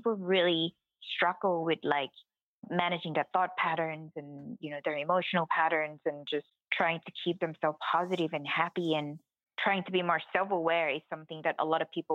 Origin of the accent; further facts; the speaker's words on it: Thailand; I was born in Thailand